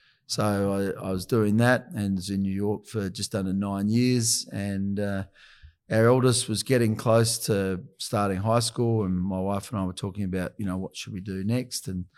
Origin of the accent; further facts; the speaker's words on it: Adelaide, South Australia, Australia; I'd always dreamed about working in Sydney, growing up in Adelaide.